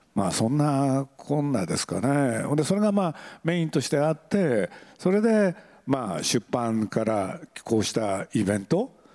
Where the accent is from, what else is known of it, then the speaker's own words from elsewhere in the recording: Aichi, Japan; moved away; 愛知県なんで僕の出身地